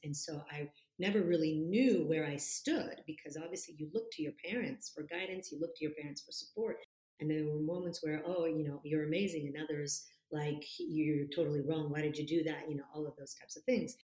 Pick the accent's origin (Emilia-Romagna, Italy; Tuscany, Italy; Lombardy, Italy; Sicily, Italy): Tuscany, Italy; Florence; moved away as an adult; also born or lived in California; my hometown is in Florence, so I was born and raised in Florence, Italy, and I was there for the first 20 years of my life until I moved to California to go to college